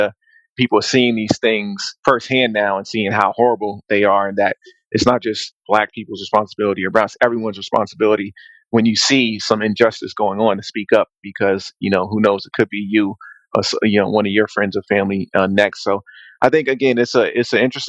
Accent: Boston, Massachusetts, United States; also born or lived in South Carolina; I'm from South Carolina originally. Grew up in Boston, Massachusetts

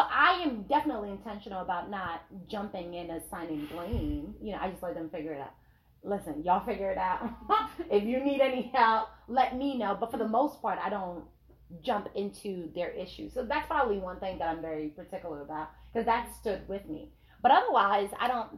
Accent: Nigeria; I'm Nigerian

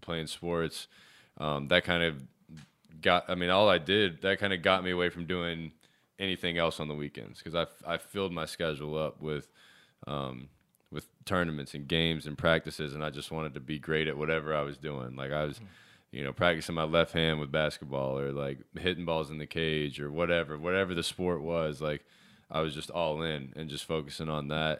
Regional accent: Charlotte, North Carolina, United States; also born or lived in Davidson, North Carolina; I was born in Charlotte

